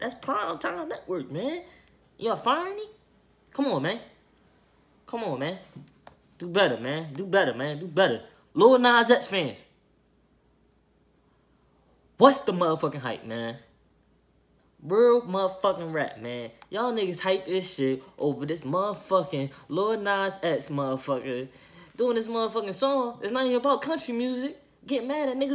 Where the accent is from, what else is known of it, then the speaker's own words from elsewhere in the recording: Philadelphia, Pennsylvania, United States; I'm from Philly